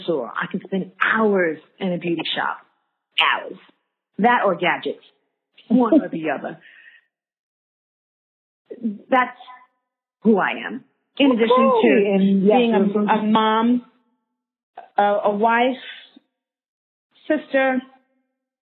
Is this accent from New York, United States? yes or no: yes; New York City, New York, United States; moved away as an adult; also born or lived in Washington Heights; now in Sydney, Australia; I'm from Harlem, born and raised. Grew up for a hot second in Washington Heights